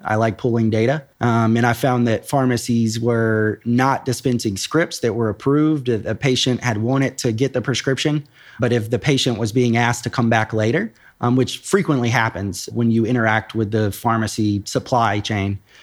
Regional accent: Nashville, Tennessee, United States; moved away as an adult; now in Columbus, United States; I grew up in Nashville, Tennessee

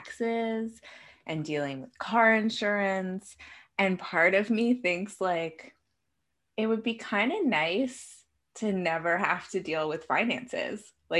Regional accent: Canada; So I'm Canadian.

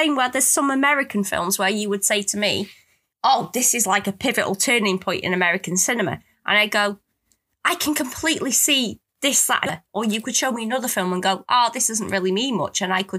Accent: United Kingdom; that could be because I'm British and we've been brought up on these films.

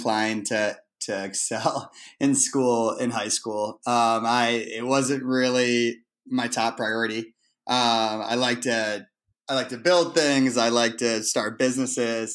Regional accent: Shaker Heights, Ohio, United States; also born or lived in Vermont / New York; my hometown of Cleveland

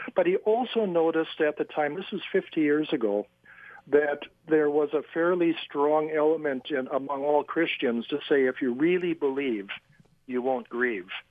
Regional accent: La Crosse, Wisconsin, United States; I was raised in La Crosse, Wisconsin

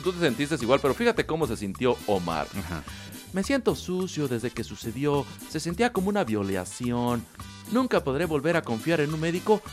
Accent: Mexico; cómo somos los mexicanos

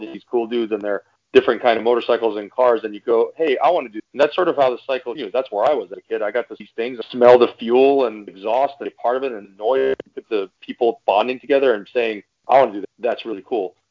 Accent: Iran; now in United States; I'm originally from Iran

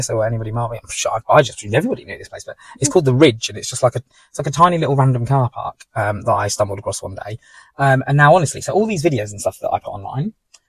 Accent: East of England, United Kingdom; To me, it's a mountain because I'm from Norfolk, and in Norfolk, it's just completely flat.

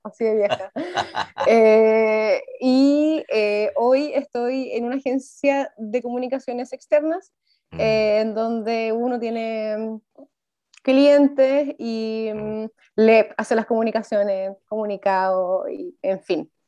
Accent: Viña del Mar, Valparaíso, Chile; moved away as an adult; now in Santiago, Chile; soy de Viña del mar originalmente, pero ahora mm. estoy en Santiago

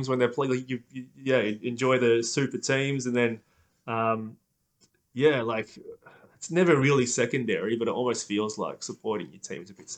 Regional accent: Melbourne, Victoria, Australia; at the time that I was growing up around the Moorabbin sort of Bayside area

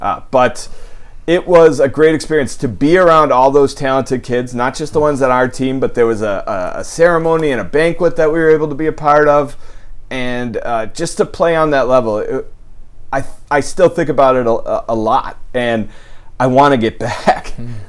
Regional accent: Buffalo, New York, United States; my old neighborhood where I grew up in South Buffalo. On Zittle Street, right off of Seneca Street

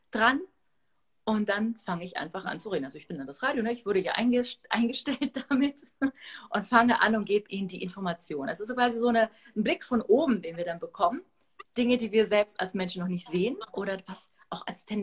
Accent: Athens, Attica, Greece; born there; Also geboren bin ich in Athen, aber die Wurzeln sind aus der Gegend, aus äh, Arkadien, Astros, genau.

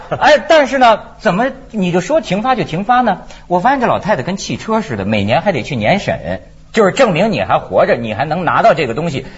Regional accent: China; moved away as an adult; now in Hong Kong; 像我们在大陆长大的人

